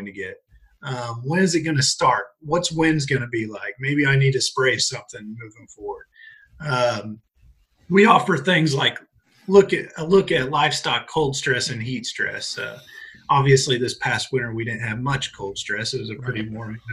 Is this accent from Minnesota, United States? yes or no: no; Vincennes, Indiana, United States; moved away as an adult; now in Kentucky, United States; I grew up in Vincennes, Indiana